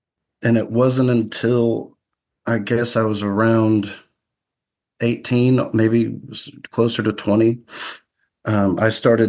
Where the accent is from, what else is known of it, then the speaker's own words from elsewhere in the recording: the South, United States; Yeah, I grew up in the South, moved around a lot